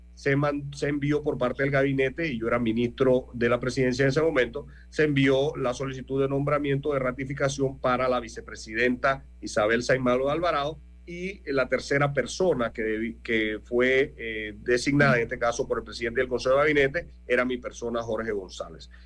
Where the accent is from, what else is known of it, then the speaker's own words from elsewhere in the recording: Panama; somos todos los panameños